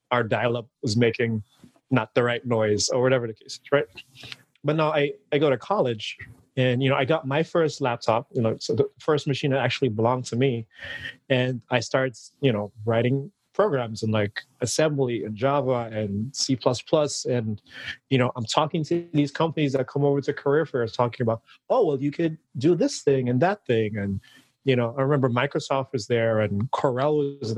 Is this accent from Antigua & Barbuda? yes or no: yes; Antigua & Barbuda; moved away as an adult; originally, I'm from the Caribbean. I was born and raised in an island called Antigua. And you know, I lived there for about, I want to say the first like 19 years of my life.